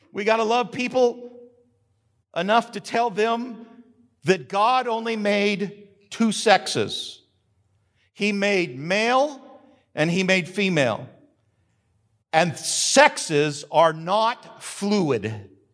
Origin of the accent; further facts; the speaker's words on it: New Mexico, United States; now in Macon County, North Carolina, United States; I grew up in New Mexico